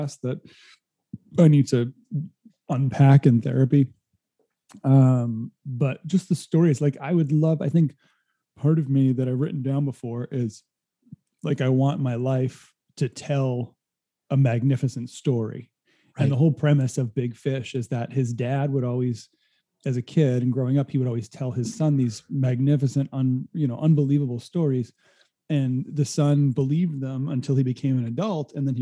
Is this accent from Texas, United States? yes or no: no; Rhode Island, United States; moved away as an adult; now in California, United States; I grew up in Rhode Island and spent a lot of time at a summer camp in New Hampshire